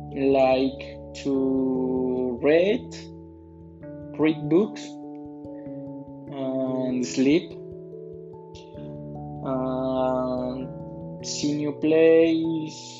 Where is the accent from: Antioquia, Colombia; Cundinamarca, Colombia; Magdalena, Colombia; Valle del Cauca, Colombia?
Cundinamarca, Colombia; Funza; English is a second language; I am 28 years old. I was born in Funza, Cundinamarca on October 24, 1992. I live in a neighborhood called in Mallorca Reserves.